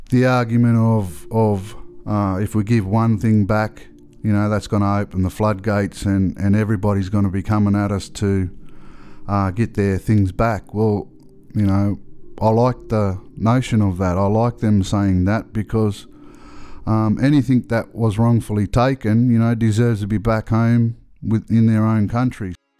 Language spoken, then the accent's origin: English; Australia; I'm from Australia. I'm, I'm a Gwigo man